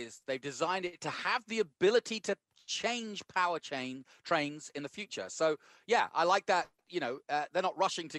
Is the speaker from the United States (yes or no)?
no; United Kingdom; the British guy